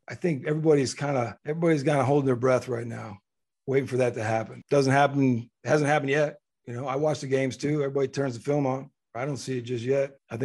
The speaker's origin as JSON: {"language": "English", "town": "Midland", "region": "Texas", "country": "United States", "tie": "born or raised there", "said": "what we found in Midland, Texas, and the football was really easy to plug into. And so, you know, I grew up playing in Little League football with all the guys that I would eventually play with in high school."}